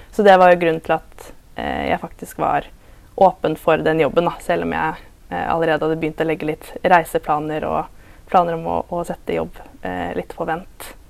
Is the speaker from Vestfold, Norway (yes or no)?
yes; Larvik, Vestfold, Norway; moved away as an adult; also born or lived in Southampton, England; now in Tromsø, Norway; Jeg er fra Larvik, eh, og så bor jeg i Tromsø for øyeblikket